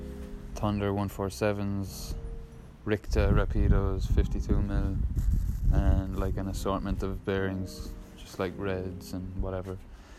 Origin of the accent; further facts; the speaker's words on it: Limerick, Munster, Ireland; I'm currently chilling at my back garden in Limerick.